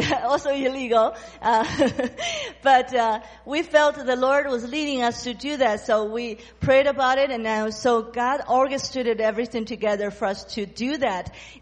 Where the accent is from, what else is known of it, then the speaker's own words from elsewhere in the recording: China; I'm from China